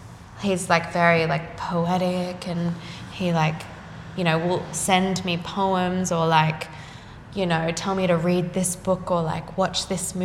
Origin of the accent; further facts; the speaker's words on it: Sydney, New South Wales, Australia; The North Shore.